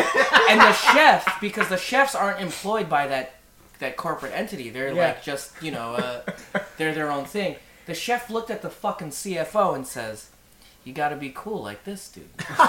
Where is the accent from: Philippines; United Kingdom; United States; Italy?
Philippines; We're super Filipino over here.